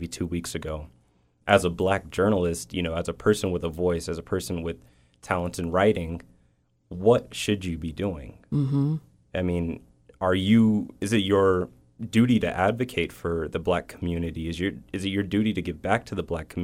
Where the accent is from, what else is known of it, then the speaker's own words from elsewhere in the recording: Las Vegas, Nevada, United States; moved away as an adult; also born or lived in East St. Louis, Illinois; now in Reno, United States; I'm from Las Vegas, Nevada